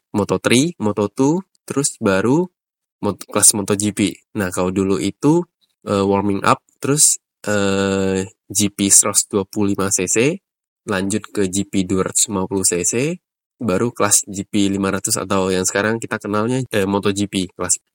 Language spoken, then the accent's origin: Indonesian; Riau, Indonesia; moved away as an adult; now in Jakarta, Indonesia; gue berasal dari Riau, dan sekarang ini menetap di Jakarta udah kurang lebih 9 atau 10 tahun sejak gue kuliah.